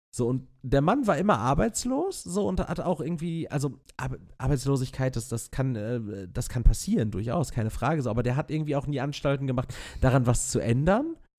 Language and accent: German; Castrop-Rauxel, North Rhine-Westphalia, Germany; in Castrop-Rauxel am, also meiner, meiner Heimatstadt.